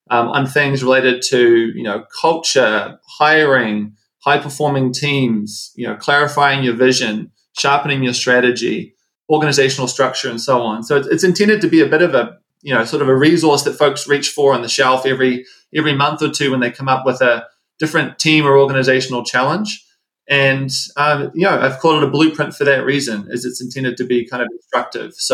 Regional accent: New Zealand; moved away as an adult; also born or lived in Seattle / Los Angeles; now in United States; So I'm from New Zealand. You probably hear the accent come through. Uh, lived in the States for, for some time now.

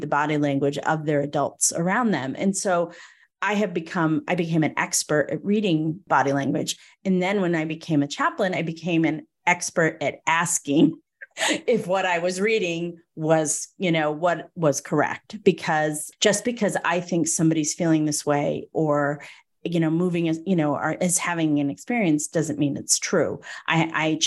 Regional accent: Northeast, United States; I was raised in the Northeast

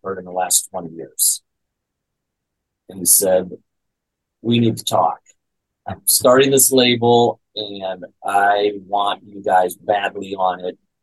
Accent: South Dakota, United States; I grew up in South Dakota, so there's not much going on there, you know. And little kid from South Dakota

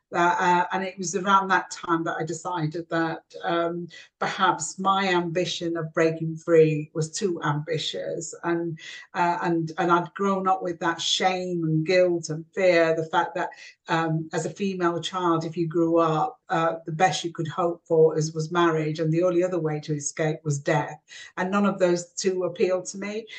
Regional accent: South Yorkshire mining village, Yorkshire and the Humber, United Kingdom; also born or lived in Kashmir (ancestry); landed in a small South uh, Yorkshire mining village where we were the first Asian family uh, to, to, to, live

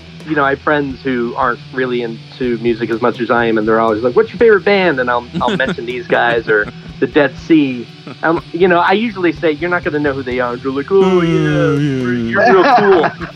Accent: Scranton, Pennsylvania, United States; moved away as an adult; now in Rochester, United States; growing up in Scranton.

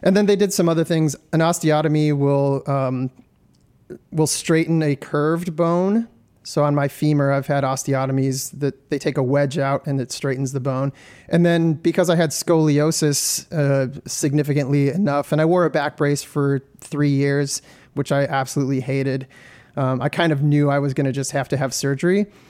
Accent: Detroit, Michigan, United States; I'm from Detroit, Michigan

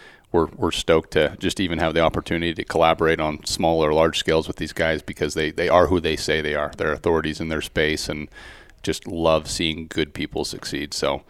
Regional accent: Central Utah, United States; I'm from Central Utah, born and raised.

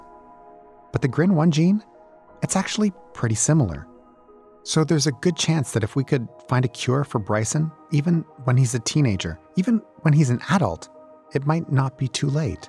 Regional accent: Toronto, Ontario, Canada; here in my hometown

